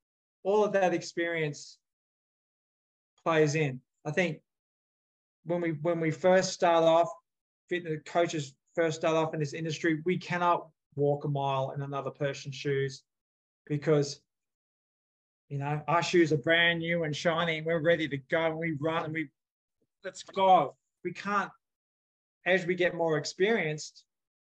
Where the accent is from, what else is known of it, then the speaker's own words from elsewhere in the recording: Australia; now in United States; I grew up in Australia